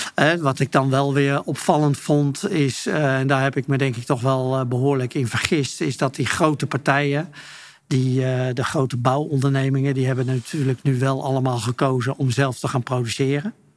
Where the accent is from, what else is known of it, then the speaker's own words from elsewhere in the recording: Utrecht, Netherlands; also born or lived in Friesland; ik ben geboren in Utrecht, maar, maar ik heb een Friese moeder. En wij hebben daar altijd een huis gehad